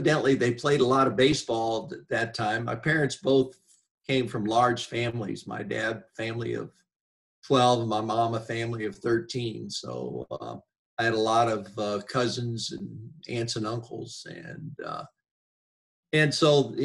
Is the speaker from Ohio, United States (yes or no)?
yes; Wooster, Ohio, United States; moved away as an adult; also born or lived in Tennessee / Indiana; I grew up in Worcester, Ohio.